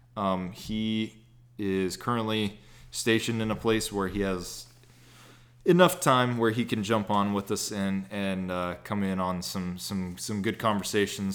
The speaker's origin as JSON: {"language": "English", "region": "Texas", "country": "United States", "said": "I'm from Texas"}